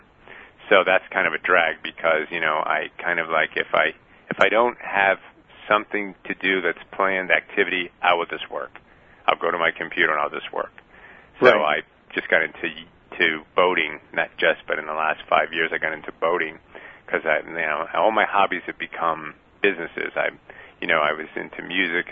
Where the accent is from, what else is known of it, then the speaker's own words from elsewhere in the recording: New York City, New York, United States; moved away as an adult; also born or lived in San Francisco; I was born in the Bronx